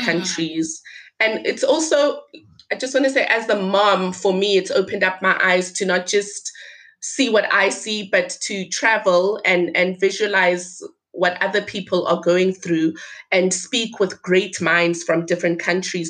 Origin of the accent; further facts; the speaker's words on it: Limpopo, South Africa; my village, the village where I was born